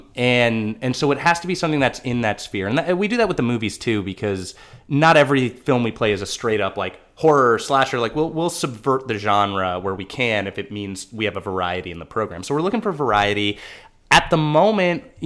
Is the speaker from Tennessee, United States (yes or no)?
no; Southern California, United States; I was a SoCal kid